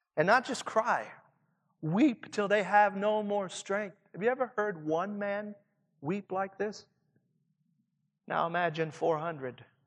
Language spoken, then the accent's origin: English; Southern Indiana, United States; accent: Southern Indiana; my Southern Indiana accent